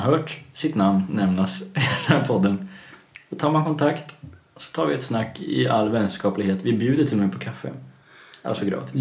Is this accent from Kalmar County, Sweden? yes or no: yes; Kalmar, Kalmar County, Sweden; jag är uppväxt i Kalmar eh, till största